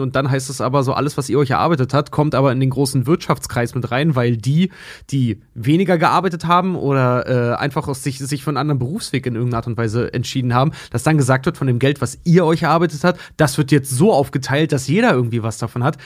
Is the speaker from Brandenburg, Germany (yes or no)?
yes; Schwedt, Brandenburg, Germany; moved away; dass ich auch Schwed hätte verlassen können irgendwann mal, weil ich komme nun mal aus dem Haushalt